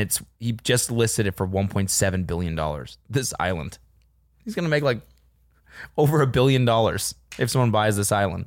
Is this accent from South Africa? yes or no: no; Calgary, Alberta, Canada; I'm a really, like, bad Calgarian